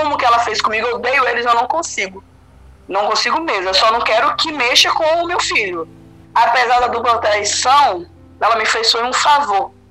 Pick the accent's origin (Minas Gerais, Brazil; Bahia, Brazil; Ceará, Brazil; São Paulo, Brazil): Bahia, Brazil; moved away as an adult; companheiro de vida, a gente veio da Bahia, a gente construiu nossa vida aqui de novo